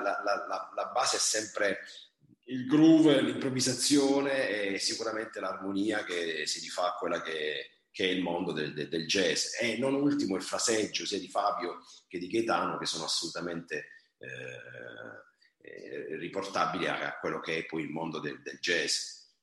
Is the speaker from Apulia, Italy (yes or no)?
yes; Taranto, Apulia, Italy; io sono nativo di, e vivo a Taranto, una città appunto sul mare